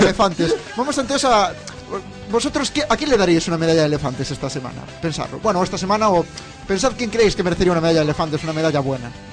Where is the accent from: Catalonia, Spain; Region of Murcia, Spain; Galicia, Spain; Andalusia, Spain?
Galicia, Spain; Santiago de Compostela; Yo soy de Santiago